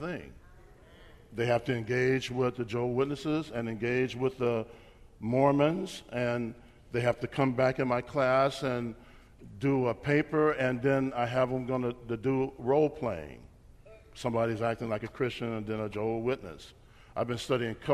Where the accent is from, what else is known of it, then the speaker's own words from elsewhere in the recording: Bakersfield, California, United States; also born or lived in Bay Area, California; My wife and I grew up in Bakersfield, California.